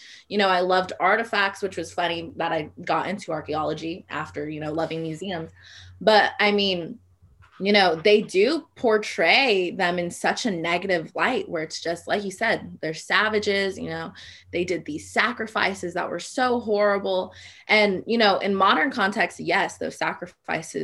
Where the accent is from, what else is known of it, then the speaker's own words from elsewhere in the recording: Corona, California, United States; moved away as an adult; now in Humboldt County, United States; I'm from Corona, California